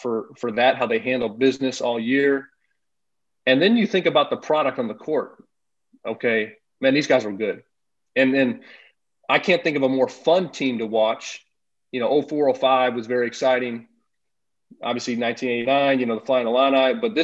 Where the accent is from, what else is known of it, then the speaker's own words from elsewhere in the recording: United States; as an American